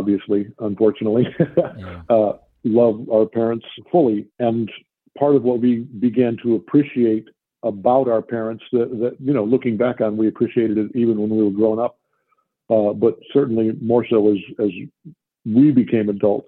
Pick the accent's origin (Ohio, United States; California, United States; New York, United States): Ohio, United States; Columbus; moved away; also born or lived in Detroit, Michigan / Montana; when I was 10, our dad got an offer to go join the faculty at The Ohio State Univer